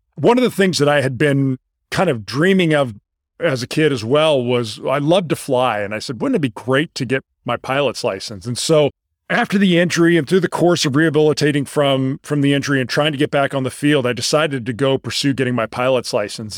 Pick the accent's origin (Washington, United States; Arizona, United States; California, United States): California, United States; La Jolla; moved away as an adult; also born or lived in Houston, Texas; I grew up in La Jolla, California.